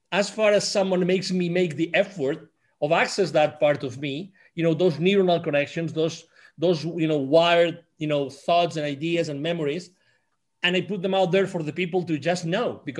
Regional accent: Spain; English is a second language; moved away as an adult; I'm originally from Spain

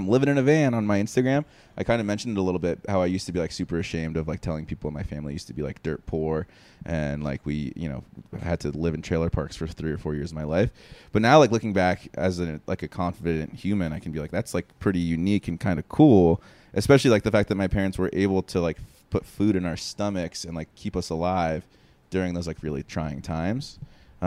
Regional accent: New Jersey, United States; I was born in New Jersey

